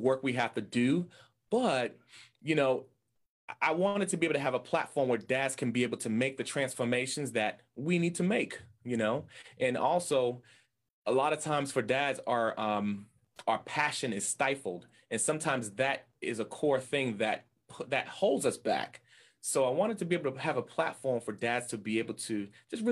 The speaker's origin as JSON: {"language": "English", "town": "Boston", "region": "Massachusetts", "country": "United States", "tie": "born or raised there", "said": "I am from Boston, Massachusetts, in the States, and I love it here. I grew up, born and raised in Boston, Massachusetts"}